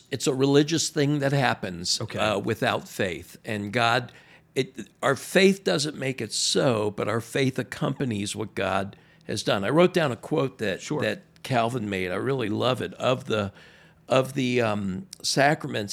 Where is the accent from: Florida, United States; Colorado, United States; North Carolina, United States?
Florida, United States; Miami; moved away as an adult; now in Maryland, United States; I'm from Miami, born and raised